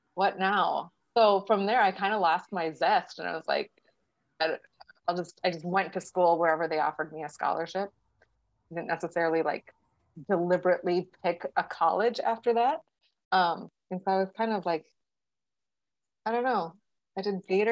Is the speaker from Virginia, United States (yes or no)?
no; Milbank, South Dakota, United States; now in Sioux Falls, United States; I live in Sioux Falls, South Dakota. I grew up in this small town called Milbank, like 3,200 people at its peak, maybe